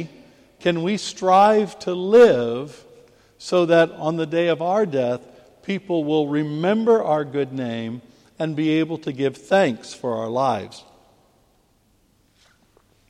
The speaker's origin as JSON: {"language": "English", "country": "United States", "moved": "yes", "lives_now": "England, United Kingdom", "said": "as an American living in England"}